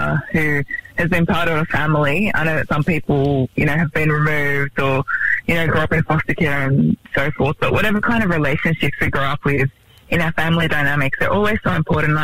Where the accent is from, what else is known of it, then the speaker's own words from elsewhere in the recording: Melbourne, Victoria, Australia; now in Sydney, Australia; I'm originally from Melbourne.